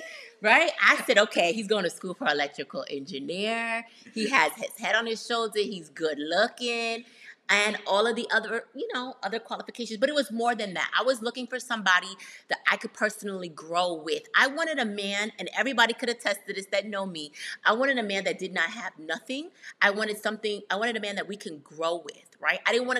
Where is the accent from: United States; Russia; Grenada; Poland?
Grenada; from Grenada.